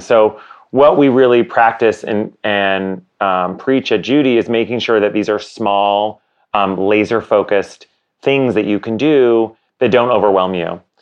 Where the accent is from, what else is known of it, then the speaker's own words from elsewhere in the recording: Canada; my co-founder and I, Josh, we are both Canadian.